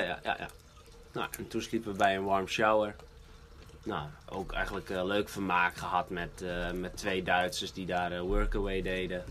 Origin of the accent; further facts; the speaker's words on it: Netherlands; ons als Hollanders.